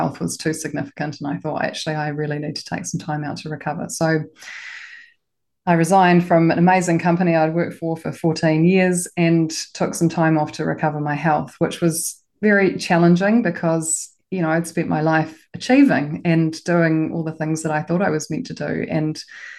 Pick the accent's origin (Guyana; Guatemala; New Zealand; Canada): New Zealand; Auckland; also born or lived in Christchurch, New Zealand; I'm from Auckland. I was educated in Auckland, went to one of the top girls' schools